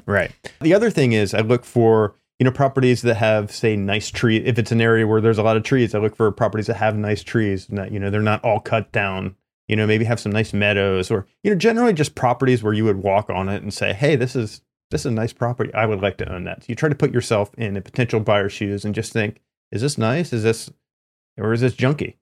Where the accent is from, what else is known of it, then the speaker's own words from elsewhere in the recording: East Coast, United States; now in California, United States; I'm from the East Coast